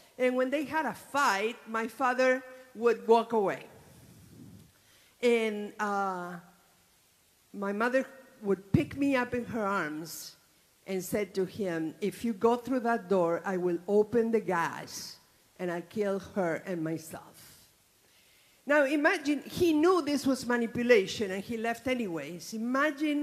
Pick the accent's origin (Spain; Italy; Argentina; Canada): Argentina; moved away; I was born in Argentina some 67 years ago